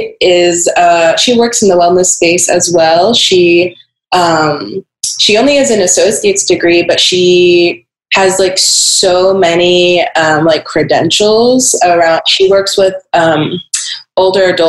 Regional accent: Portland, Oregon, United States; I grew up in Portland, Oregon

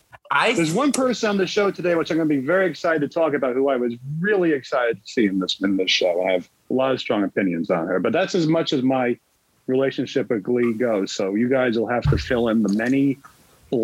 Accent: New Jersey, United States; my hometown.

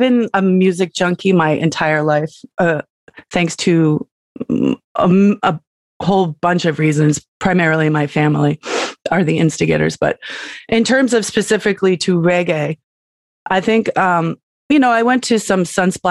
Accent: Massachusetts, United States; moved away as an adult; also born or lived in New York City; now in Vermont, United States; I grew up in Massachusetts

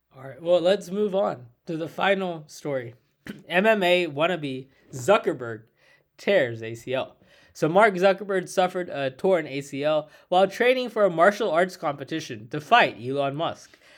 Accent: India; me as an Indian

